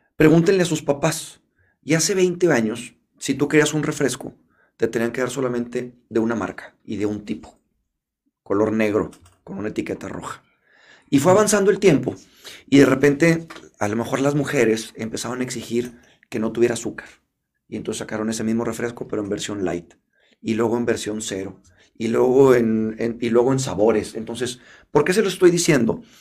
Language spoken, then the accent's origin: Spanish; Mexico; como mexicanos